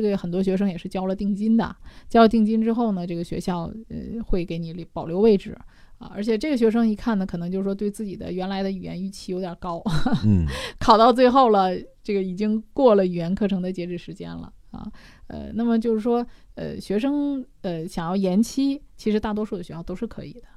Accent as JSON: {"language": "Chinese", "country": "China", "said": "我们中国人"}